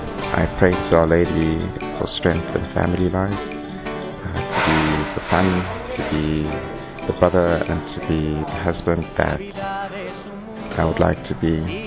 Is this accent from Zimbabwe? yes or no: yes; Zimbabwe; I'm from Zimbabwe.